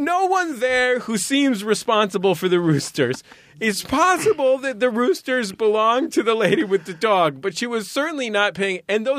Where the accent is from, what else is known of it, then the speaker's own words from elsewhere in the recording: San Francisco, California, United States; now in Los Angeles, United States; I'm from San Francisco